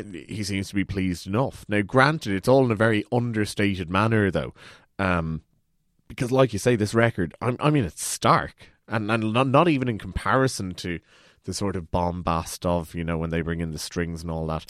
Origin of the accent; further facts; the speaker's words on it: Ireland; we're Irish